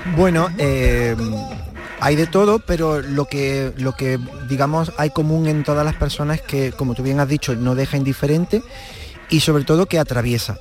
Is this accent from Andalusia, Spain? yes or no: yes; Villa del Río, Andalusia, Spain; yo soy de pueblo, de Villa del Río, un pueblo de Córdoba